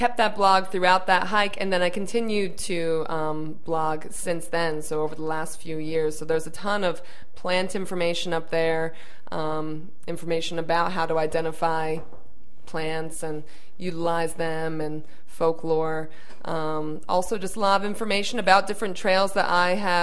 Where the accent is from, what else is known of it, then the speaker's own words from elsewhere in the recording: Northeast Pennsylvania, United States; I'm from Northeast Pennsylvania